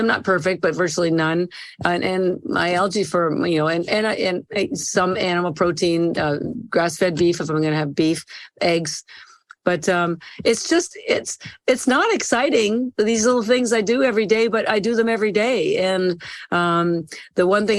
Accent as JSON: {"language": "English", "country": "Canada", "tie": "born or raised there", "said": "I'm Canadian by birth"}